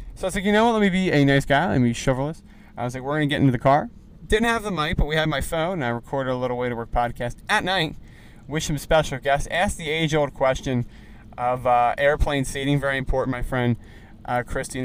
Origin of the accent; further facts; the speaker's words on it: East Coast, United States; now in Los Angeles, United States; I'm from the East Coast